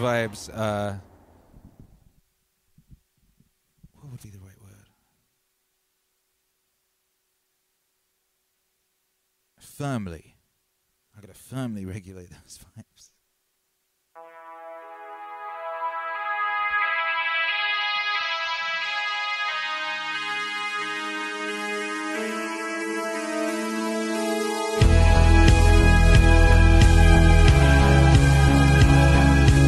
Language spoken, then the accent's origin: English; Wales, United Kingdom; moved away; I grew up in Wales, and Wales is very old